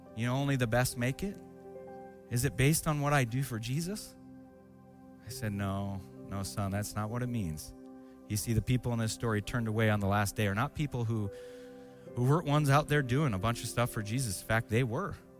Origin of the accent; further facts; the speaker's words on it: Seattle, Washington, United States; also born or lived in Spokane, Washington; when I was 12 years old, my dad resigned his church, became a, uh, a missionary with the Assemblies of God, and we moved from Seattle, Washington to Spokane, Washington to be around family